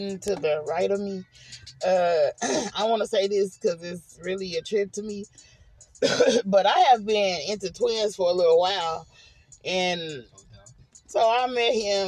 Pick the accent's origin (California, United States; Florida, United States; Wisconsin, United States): California, United States; Oakland; moved away as an adult; now in Arkansas, United States; I grew up in Oakland